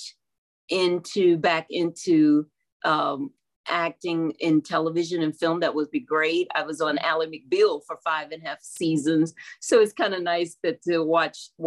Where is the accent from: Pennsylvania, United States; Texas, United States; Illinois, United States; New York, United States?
Texas, United States; Houston; I'm born and raised in Houston